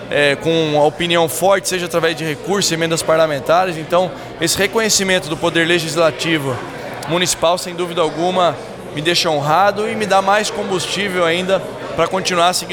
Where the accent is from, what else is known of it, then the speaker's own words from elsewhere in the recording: Sorocaba, São Paulo, Brazil; Poder voltar para minha cidade, a cidade onde eu nasci, a cidade onde todos os meus familiares vivem